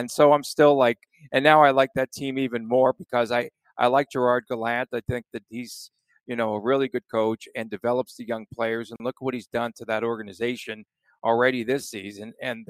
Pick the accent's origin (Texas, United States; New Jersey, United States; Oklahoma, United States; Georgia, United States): New Jersey, United States; now in Las Vegas, United States; I grew up in New Jersey. Well, I never grew up. That's why I live in Las Vegas. But I grew up in New Jersey, was born there and raised.